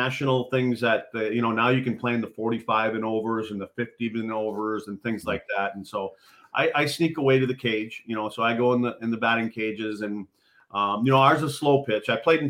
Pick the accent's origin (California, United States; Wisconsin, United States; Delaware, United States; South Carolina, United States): Wisconsin, United States; Eagle River; So on my hockey card, it says Rhinelander because there was no hospital in my hometown kids are born in.